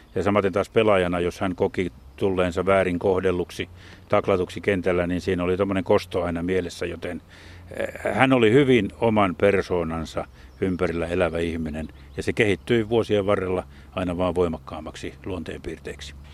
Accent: Jyväskylä, Central Finland, Finland; olen Jyväskylästä kotoisin

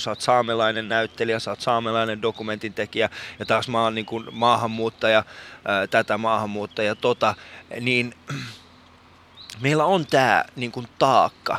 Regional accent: Iran; now in Helsinki, Finland; mä oon iranilainen

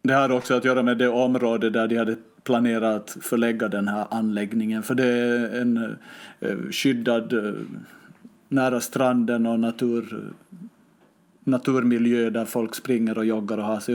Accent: Finland; now in Stockholm, Sweden; jag hoppade ju till som finlandssvensk

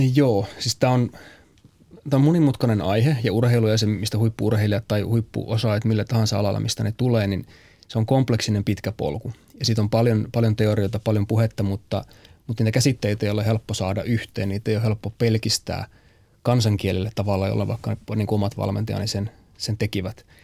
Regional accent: Pieksämäki, South Savo, Finland; moved away; also born or lived in United States; mä oon siis Pieksämäeltä lähtöisin

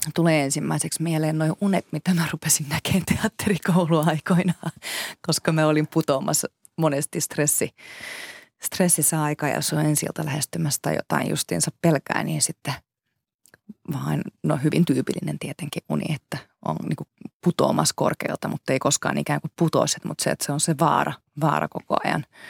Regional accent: Finland; first language Finnish; me ollaan kuitenkin kaksikielinen maa

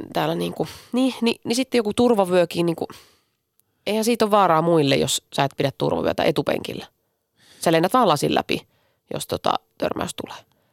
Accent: Finland; olen Suomesta

